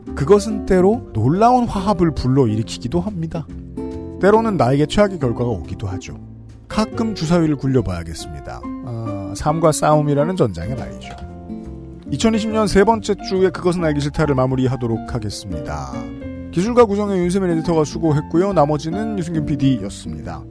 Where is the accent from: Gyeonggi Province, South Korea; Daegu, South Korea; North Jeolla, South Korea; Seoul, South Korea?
Seoul, South Korea; 저는 저는 서울 평생 서울 사람인데